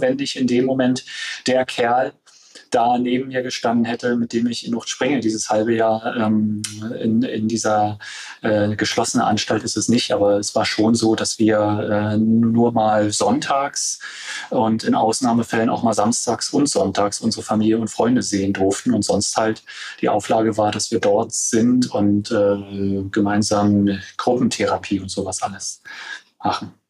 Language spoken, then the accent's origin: German; Stendal, Saxony-Anhalt, Germany; in meiner Heimatregion, in der Altmark, in Stendal